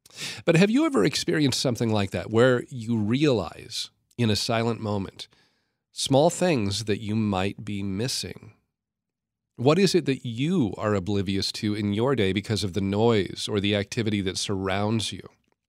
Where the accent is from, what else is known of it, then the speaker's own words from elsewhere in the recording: California, United States; born there; also born or lived in Oregon, United States / Idaho, United States / Washington, United States; I spent the first half of my life living in the western U.S. I was born in Northern California, lived in Oregon, in Idaho. I was in Washington State a lot.